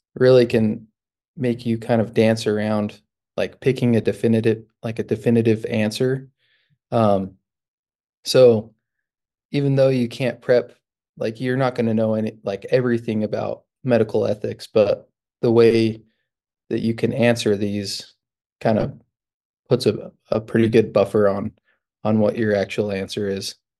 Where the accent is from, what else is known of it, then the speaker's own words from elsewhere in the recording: Utah, United States; moved away as an adult; also born or lived in New Mexico; now in Michigan, United States; I'm originally from Utah.